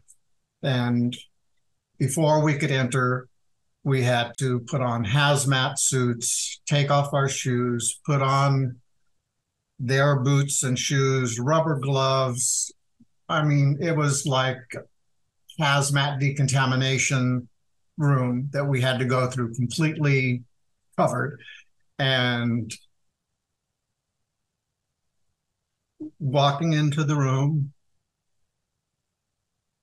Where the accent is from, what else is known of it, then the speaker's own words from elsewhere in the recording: Wichita, Kansas, United States; moved away as an adult; also born or lived in Atlanta, Georgia; I was living in Wichita, Kansas, my hometown